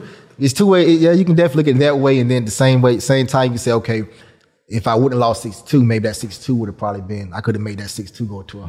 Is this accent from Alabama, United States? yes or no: no; South Carolina, United States; Yeah, we ain't have. I mean, my mom worked two jobs.